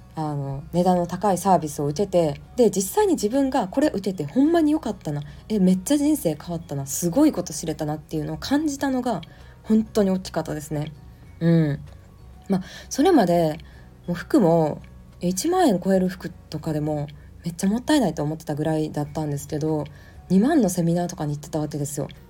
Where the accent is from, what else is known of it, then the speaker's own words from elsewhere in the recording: Japan; 日本に生まれ育った